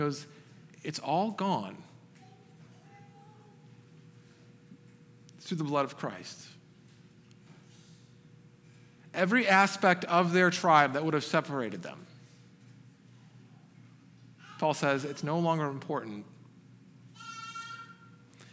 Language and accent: English; Michigan, United States; moved away as an adult; now in Texas, United States; I grew up in Michigan